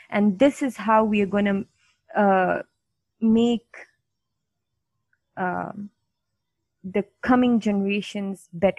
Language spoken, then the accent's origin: English; Pakistan; I'm from Pakistan